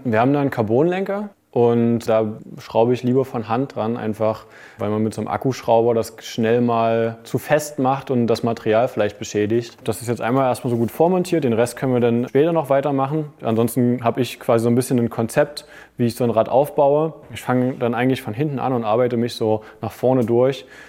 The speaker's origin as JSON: {"language": "German", "region": "Saxony-Anhalt", "country": "Germany", "tie": "born or raised there", "moved": "as an adult", "said": "damals noch in meiner Heimat in Aachen, Sachsen-Anhalt"}